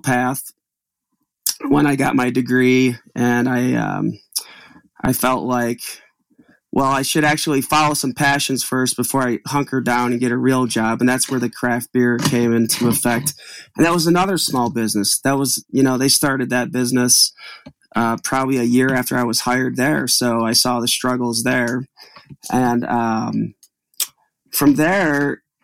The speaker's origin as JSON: {"language": "English", "town": "Utica", "region": "New York", "country": "United States", "tie": "born or raised there", "also_born_or_lived": "Albany, New York", "said": "I grew up in Utica, New York, which is a small town"}